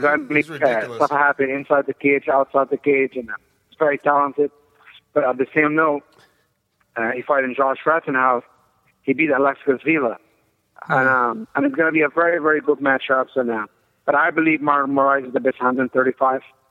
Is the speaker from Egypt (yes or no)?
yes; Egypt; moved away as an adult; also born or lived in Colorado Springs, Colorado / New York; I'm originally from Egypt